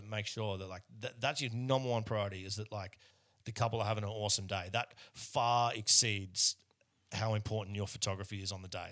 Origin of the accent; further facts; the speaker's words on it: Australia; now in Melbourne, Australia; most Australians who, who look like I do are, are not overly proud of our, um, out of our history